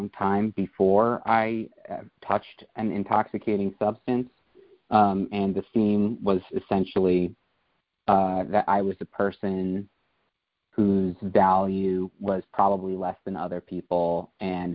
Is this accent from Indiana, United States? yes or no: no; New York, United States; I hail from New York, but I'm actually in a town just outside of Philadelphia right now